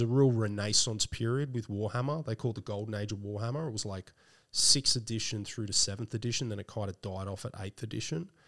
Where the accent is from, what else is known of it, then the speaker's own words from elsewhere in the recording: Sydney, New South Wales, Australia; also born or lived in Blacktown; I didn't grow up there. I grew up more around northwestern Sydney. Okay around Winston Hills, then to Castle Hill